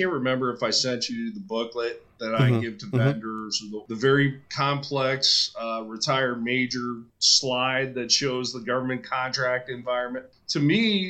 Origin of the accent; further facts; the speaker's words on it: Calumet City, Illinois, United States; moved away; also born or lived in Jacksonville, North Carolina; I grew up in Calumet City, Illinois